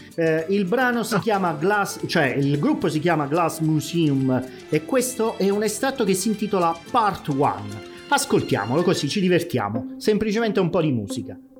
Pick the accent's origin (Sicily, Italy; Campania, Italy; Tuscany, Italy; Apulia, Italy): Campania, Italy; da buon campano eh, ed essendo legato poi a certe vecchie tradizioni